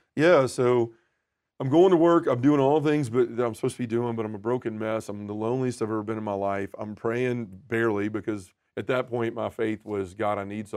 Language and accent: English; Memphis, Tennessee, United States; born and raised in Memphis, Tennessee, still live there now